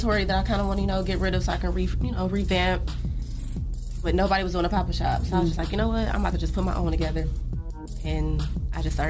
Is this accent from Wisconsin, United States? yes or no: no; Detroit, Michigan, United States; moved away; I'm from Detroit